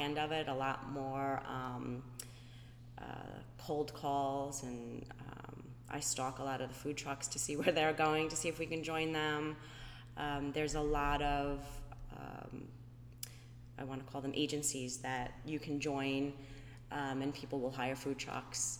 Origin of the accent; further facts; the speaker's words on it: New York, United States; moved away as an adult; now in Florida, United States; I was born and raised in New York